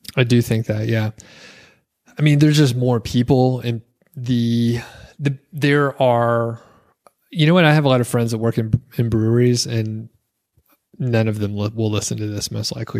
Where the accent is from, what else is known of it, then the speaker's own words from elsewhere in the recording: the South, Southeast US, United States; moved away as an adult; also born or lived in Atlanta area; now in Bozeman, United States; we're, we're from the South, right? Southeast U S